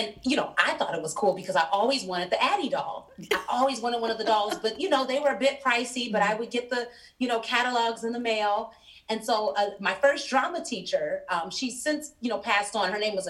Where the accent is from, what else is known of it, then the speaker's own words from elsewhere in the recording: Chicago, Illinois, United States; I'm from Chicago